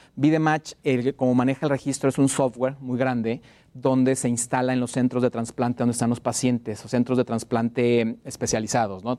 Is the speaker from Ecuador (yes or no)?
no; Mexico